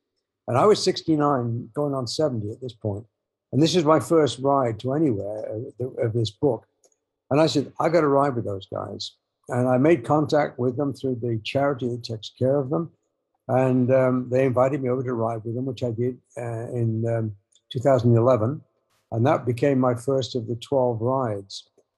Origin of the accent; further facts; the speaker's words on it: England, United Kingdom; And yeah, they were easy to do because I'm English and that.